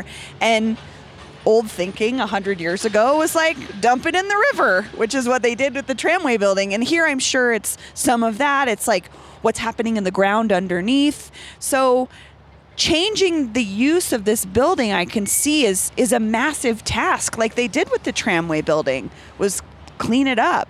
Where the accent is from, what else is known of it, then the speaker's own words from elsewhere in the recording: Denver, Colorado, United States; I grew up in Denver